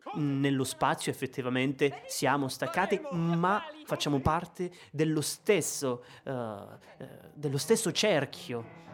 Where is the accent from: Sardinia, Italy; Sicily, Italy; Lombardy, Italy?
Sicily, Italy; moved away as an adult; also born or lived in Rome / Ticino; ho 28 anni e vengo dalla Sicilia.